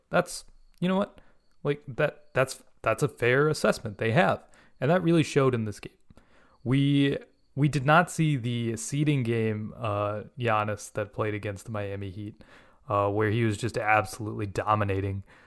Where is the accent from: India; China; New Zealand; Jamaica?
India; now in United States; I'm an Indian living in the United States